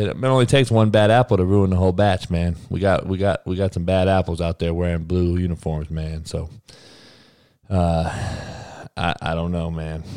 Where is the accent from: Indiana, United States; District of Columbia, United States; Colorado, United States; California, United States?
California, United States; Compton; I'm from Compton. Grew up with all brothers